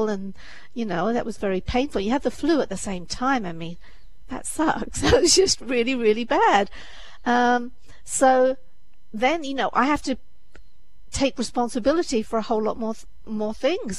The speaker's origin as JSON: {"language": "English", "region": "England", "country": "United Kingdom", "moved": "as an adult", "lives_now": "United States", "said": "I'm from England"}